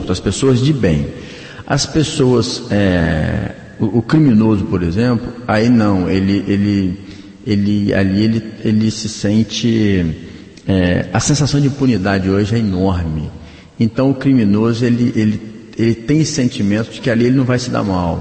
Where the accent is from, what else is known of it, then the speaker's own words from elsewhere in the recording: Bom Jesus, Brazil; eu sou de Bom Jesus, então, é, cidade do interior, a gente tem esse hábito de cumprimentar todo mundo